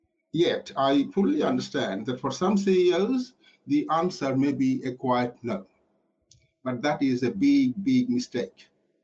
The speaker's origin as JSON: {"language": "English", "region": "Yorkshire and the Humber", "country": "United Kingdom", "tie": "born or raised there", "said": "You know, I grew up in Yorkshire, so I can hardly be called a dreamer."}